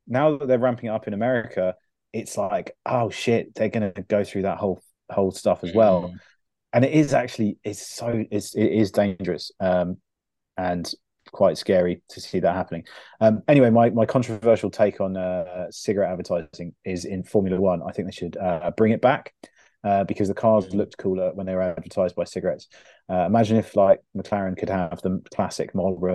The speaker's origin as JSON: {"language": "English", "region": "England", "country": "United Kingdom", "said": "as an English sports fan"}